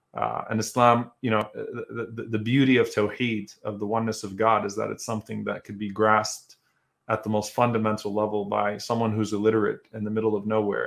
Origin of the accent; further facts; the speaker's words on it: United States; also born or lived in Louisiana; as American Muslims